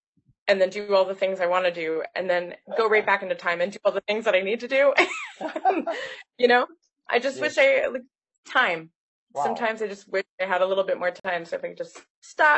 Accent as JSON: {"language": "English", "region": "Nova Scotia", "country": "Canada", "tie": "born or raised there", "said": "I grew up in Nova Scotia in Canada."}